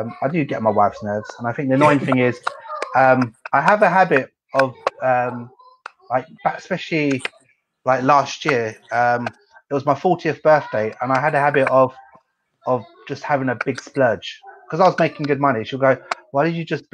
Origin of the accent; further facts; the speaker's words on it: Essex, East of England, United Kingdom; moved away as an adult; also born or lived in London; now in Myanmar; I'm from Essex